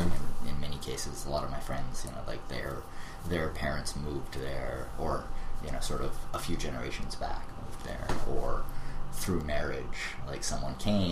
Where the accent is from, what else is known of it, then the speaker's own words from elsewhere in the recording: Hawaii, United States; moved away as an adult; also born or lived in Alaska / California / Boston; I moved to Hawaii basically when I was like 4 or 5 years old mm-hmm. and spent the rest of my sort of schooling and high school there mm-hmm. and then moved to California for college